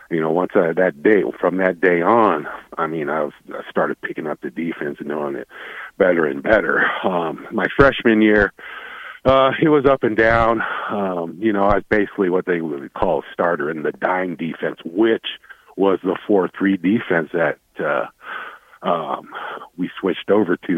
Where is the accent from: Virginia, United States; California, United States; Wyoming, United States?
Wyoming, United States; Cheyenne; moved away as an adult; I was a kid from Cheyenne, Wyoming.